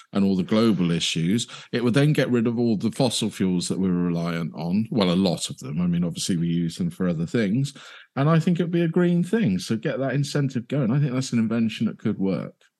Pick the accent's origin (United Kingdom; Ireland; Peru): United Kingdom; being British